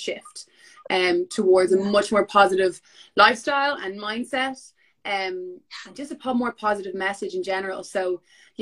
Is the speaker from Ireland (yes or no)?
yes; Dublin, Leinster, Ireland; I am a model by profession. I'm from Dublin.